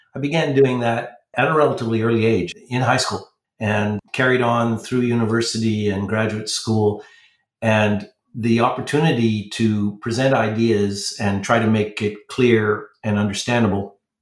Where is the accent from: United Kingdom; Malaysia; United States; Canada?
Canada; New Brunswick; grew up in New Brunswick, which is the second most French province.